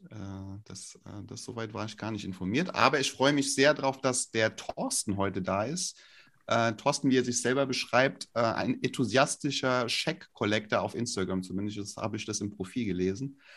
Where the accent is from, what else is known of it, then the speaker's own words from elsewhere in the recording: Flörsheim, Hesse, Germany; Das tatsächlich nicht, weil, weil ich komme äh, aus, aus Flörsheim.